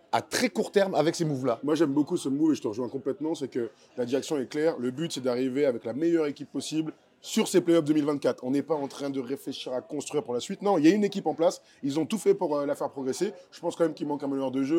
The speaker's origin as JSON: {"language": "French", "country": "France", "said": "chez nous en France"}